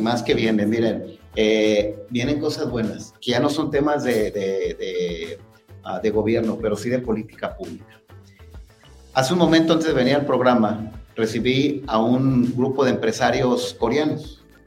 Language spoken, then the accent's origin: Spanish; Tonalá, Jalisco, Mexico; los que somos de Tonalá, los que estamos aquí sentados, somos tonaltecas, tonaltecas, aquí nacimos, aquí están los abuelos este, sepultados